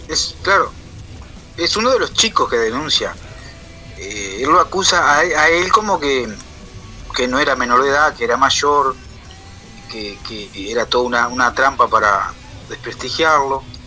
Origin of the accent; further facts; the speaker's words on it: Florida, Uruguay; yo soy de Florida